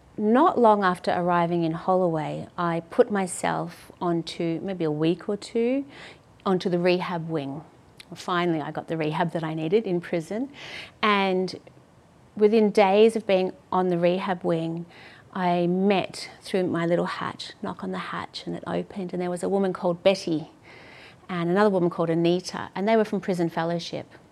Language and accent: English; Melbourne, Victoria, Australia; also born or lived in London; I grew up in St Kilda yep. with my mum